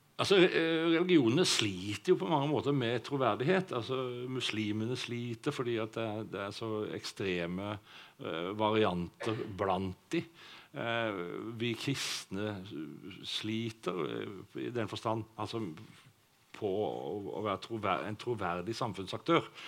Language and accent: Norwegian; Sauda, Rogaland, Norway; jeg vokste opp i Sauda